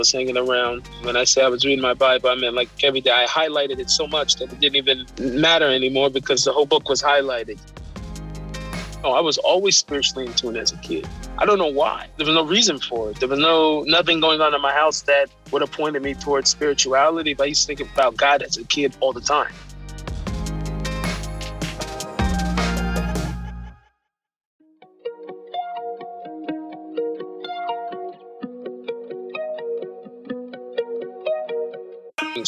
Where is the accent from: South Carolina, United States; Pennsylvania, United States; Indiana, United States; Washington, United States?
Washington, United States; Seattle; I was born in Seattle.